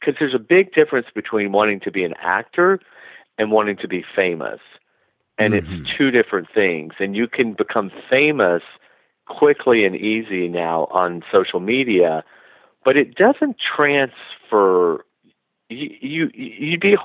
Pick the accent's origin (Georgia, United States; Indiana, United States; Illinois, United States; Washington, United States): Georgia, United States; moved away as an adult; also born or lived in Los Angeles, United States; now in Palm Springs, United States; I left Georgia